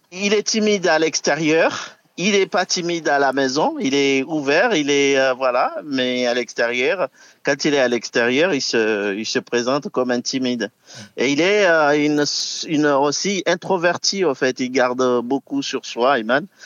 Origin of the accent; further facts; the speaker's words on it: Villejuif, Île-de-France, France; on est toujours originaire de Villejuif